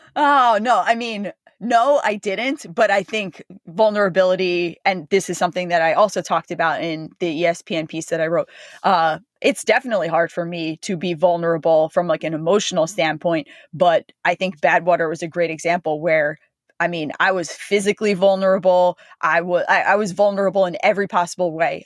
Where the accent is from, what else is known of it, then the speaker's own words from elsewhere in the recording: Freehold, New Jersey, United States; I grew up in, you know, it's a small town in New Jersey